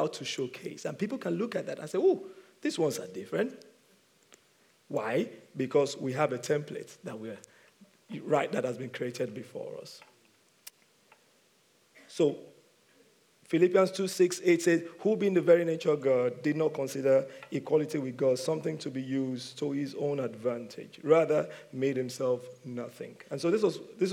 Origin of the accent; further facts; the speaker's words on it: Nigeria; moved away; I'm from Nigeria